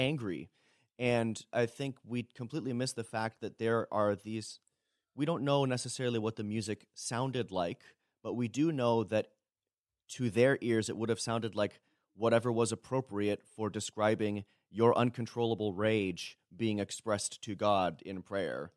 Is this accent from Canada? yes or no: yes; Toronto, Ontario, Canada; moved away as an adult; now in Berrien Springs, United States; born and raised in Toronto